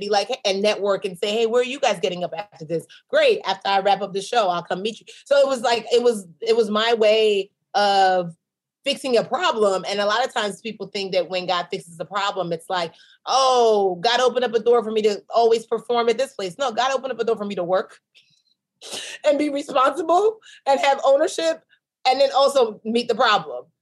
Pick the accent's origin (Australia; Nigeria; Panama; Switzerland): Nigeria; I'm a Nigerian businesswoman